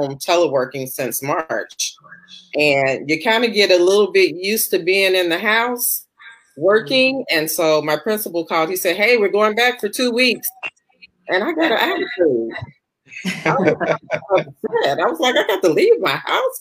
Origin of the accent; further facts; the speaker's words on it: Chicago, Illinois, United States; I'm from Chicago